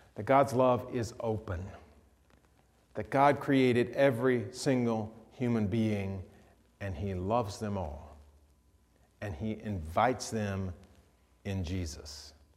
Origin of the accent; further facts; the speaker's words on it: the South, United States; moved away; I'm from the South